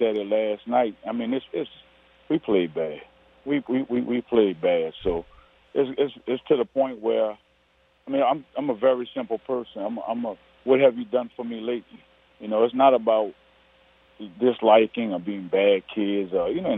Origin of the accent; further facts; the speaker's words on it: New Orleans, Louisiana, United States; I'm from New Orleans